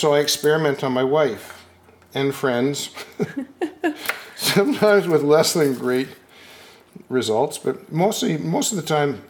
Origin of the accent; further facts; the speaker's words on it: Brantford, Ontario, Canada; moved away as an adult; now in Vancouver, Canada; I love Vancouver. I mean, you know, I came from Brantford, Ontario in 1969 with the Mounties, and I thought I'd died and gone to heaven.